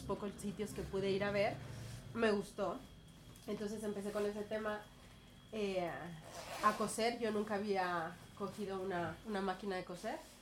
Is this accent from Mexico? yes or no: yes; Mexico; moved away as an adult; now in Barcelona, Spain; soy mexicana, llevo 11 años aquí en Barcelona.